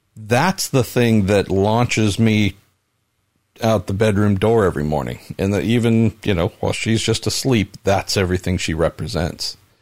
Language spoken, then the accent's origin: English; Bay Area, California, United States; growing up here with the beauty that there is